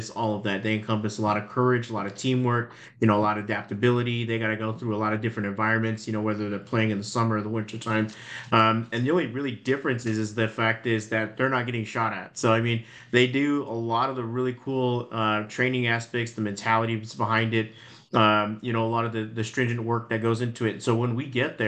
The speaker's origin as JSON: {"language": "English", "town": "Phoenix", "region": "Arizona", "country": "United States", "said": "I'm originally from Phoenix, Arizona"}